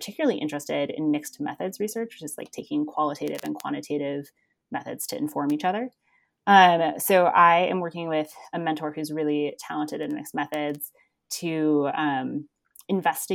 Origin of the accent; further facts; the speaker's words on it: East Coast, United States; moved away as an adult; now in Colorado, United States; I grew up on the East Coast and came out to be a ski bum in Colorado in 2008 when I graduated from high school